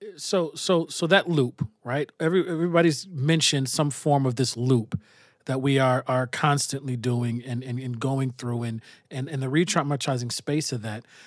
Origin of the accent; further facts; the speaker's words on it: Minnesota, United States; I was from Minnesota